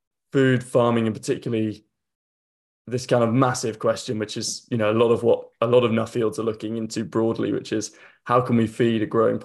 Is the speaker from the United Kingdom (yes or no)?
yes; Yorkshire and the Humber, United Kingdom; So, the kind of background, I grew up in North Yorkshire, just on the edge of the North York Moors, where my parents still are. Definitely not a farmer, but kind of grew up on the edge of that kind of farming world.